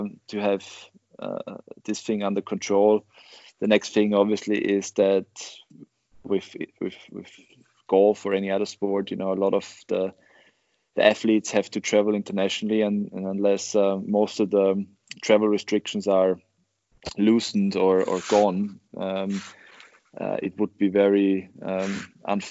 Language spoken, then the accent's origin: English; Oberwart, Burgenland, Austria; English is a second language; Oberwald is my hometown where I grew up